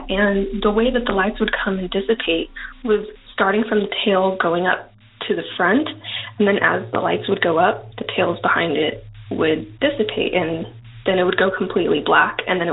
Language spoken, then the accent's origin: English; Yuma, Arizona, United States; also born or lived in Avondale, Arizona; I am from Yuma, Arizona, born and raised